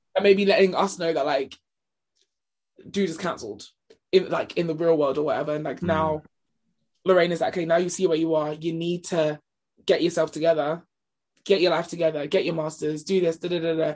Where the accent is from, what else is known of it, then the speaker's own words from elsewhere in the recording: United Kingdom; we're British